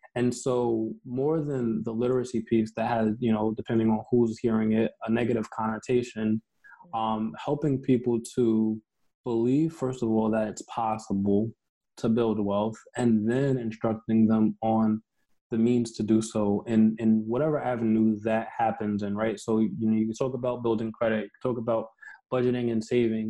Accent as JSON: {"language": "English", "town": "Mount Vernon", "region": "New York", "country": "United States", "tie": "born or raised there", "said": "I grew up in New York"}